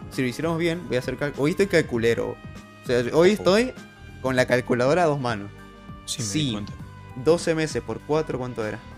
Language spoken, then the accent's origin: Spanish; Argentina; somos 45 ah, millones de argentinos